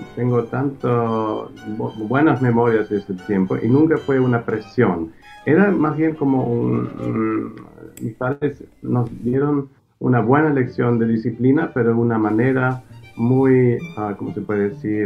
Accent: near Karlsruhe, Baden-Württemberg, Germany; also born or lived in Gifhorn, Germany; ahí es donde realmente me, crié, en, cerca de Karlsruhe

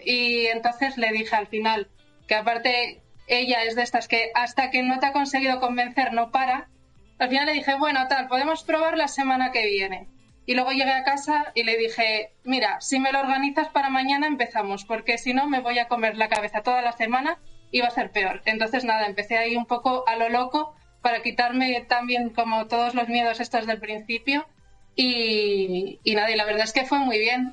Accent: La Rioja, Spain; moved away as an adult; also born or lived in Alicante / Madrid / Barcelona; now in Santiago de Compostela, Spain; me fui luego a La Rioja, que, ahí conocí luego a, Andrea

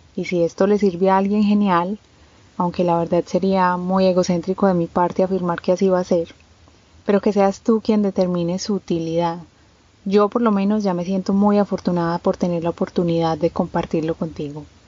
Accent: Medellín, Antioquia, Colombia; Soy colombiana de Medellín

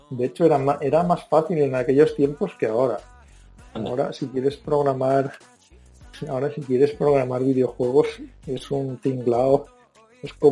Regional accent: Calpe, Valencian Community, Spain; born there; Se expandían por mi pueblo, mis

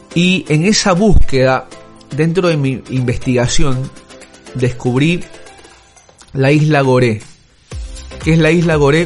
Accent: Ecuador; yo soy de Ecuador

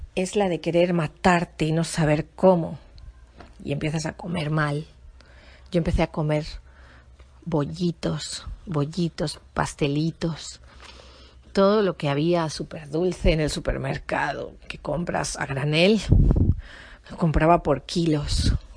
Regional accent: Spain; yo soy española y yo estaba en España

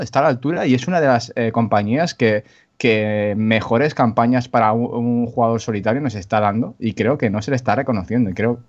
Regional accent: Catalonia, Spain; soy catalán

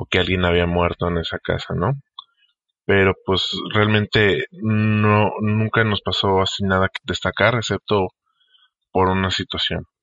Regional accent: Michoacán, Mexico; now in Tijuana, Mexico; Yo crecí en Michoacán, pero actualmente resido en la ciudad de Tijuana, en Baja California.

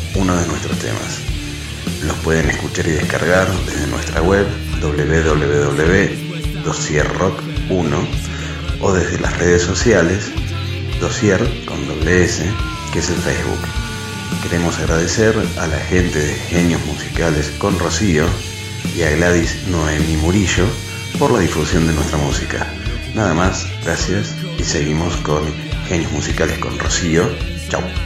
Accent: Argentina; somos una banda de Argentina

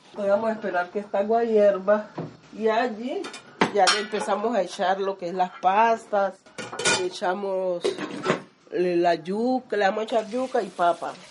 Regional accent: Chocó, Colombia; accent: chocoano; now in Antioquia, Colombia; en mi tierra chocana

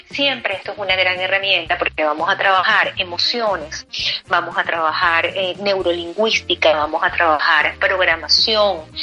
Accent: Venezuela; now in Spain; lo que es bueno para mí, que vengo de Venezuela, cuando llego aquí a España me consigo que aquí no es tan bueno.

